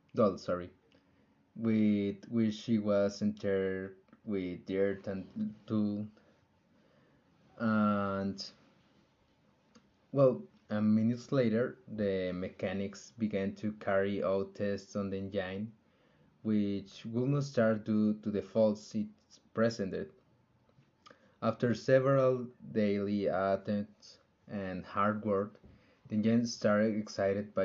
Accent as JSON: {"language": "English", "region": "Aguascalientes", "country": "Mexico", "said": "I am from Aguascalientes"}